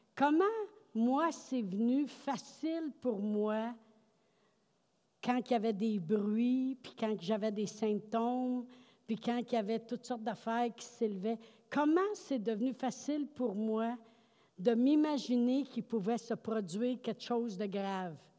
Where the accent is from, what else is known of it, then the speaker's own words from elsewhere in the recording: Quebec, Canada; on dit ça au Québec tout le temps